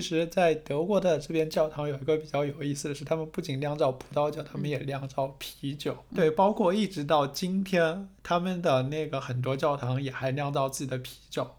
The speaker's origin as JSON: {"language": "Chinese", "country": "China", "moved": "yes", "said": "按照我们中国人的想法"}